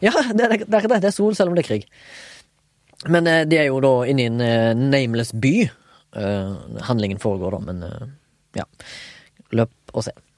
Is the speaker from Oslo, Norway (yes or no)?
no; Haugesund, Rogaland, Norway; Jeg er fra Haugesund